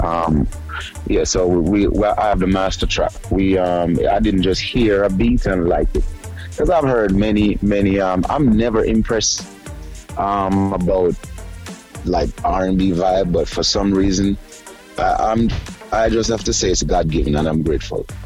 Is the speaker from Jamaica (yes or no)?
yes; Jamaica; moved away as an adult; now in United States; I moved from Jamaica about for I think it's 12 years now because I leave in the end of 08